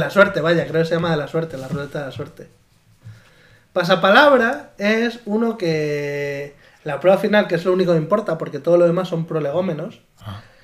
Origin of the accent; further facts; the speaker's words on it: Talayuela, Extremadura, Spain; moved away as an adult; now in Valladolid, Spain; Yo con diecisiete años vivía en Talayuela, ¿no? En mi pueblo, que está en Cáceres